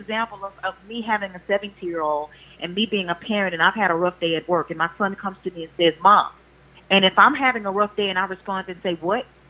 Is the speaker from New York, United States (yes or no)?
no; Louisiana, United States; now in Houston, United States; I'm from Louisiana. I now reside in Houston